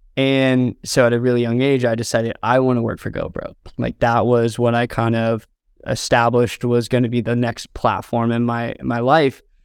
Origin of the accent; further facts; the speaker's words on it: Southern Indiana, United States; moved away as an adult; now in Los Angeles, United States; I grew up in Southern Indiana